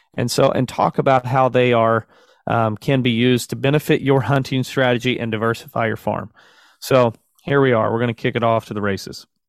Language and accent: English; Southern Missouri, United States; I'm a brother from the South. I'll claim to be from the South for sure, in, in Southern Missouri.